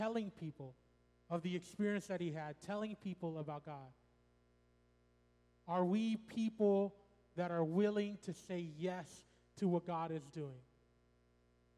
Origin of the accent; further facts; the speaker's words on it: suburbs of Chicago, Illinois, United States; moved away; I'm from the Illinois area, the suburbs of Chicago